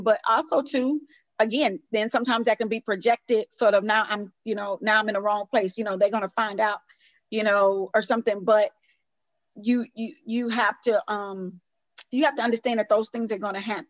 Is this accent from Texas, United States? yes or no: yes; Houston, Texas, United States; moved away; also born or lived in New York; I'm from Houston, Texas, originally